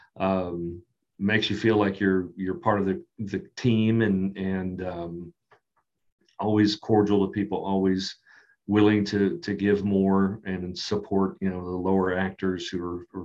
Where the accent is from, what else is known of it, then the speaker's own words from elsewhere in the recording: Kentucky, United States; growing up in Kentucky